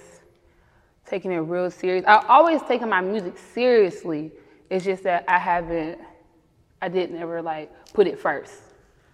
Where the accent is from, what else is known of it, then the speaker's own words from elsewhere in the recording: Columbia, South Carolina, United States; My childhood growing up in Columbia, South Carolina